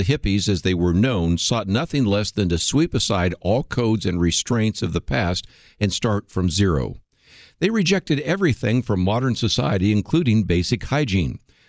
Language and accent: English; San Francisco, California, United States; I grew up in the San Francisco area during that time